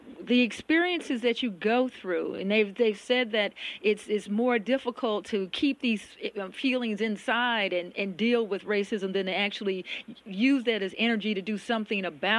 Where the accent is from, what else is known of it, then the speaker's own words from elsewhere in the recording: Kansas City, Missouri, United States; moved away as an adult; also born or lived in Columbia, Missouri; now in New York City, United States; I am from Kansas City.